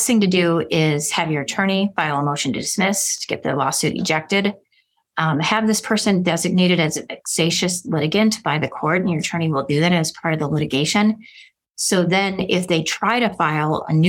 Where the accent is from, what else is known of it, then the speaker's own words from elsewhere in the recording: Milwaukee, Wisconsin, United States; now in Arizona, United States; I'm from Milwaukee, Wisconsin